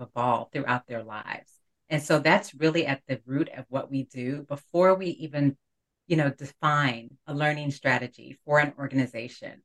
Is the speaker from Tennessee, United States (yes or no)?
no; New York City, New York, United States; growing up in Brooklyn, New York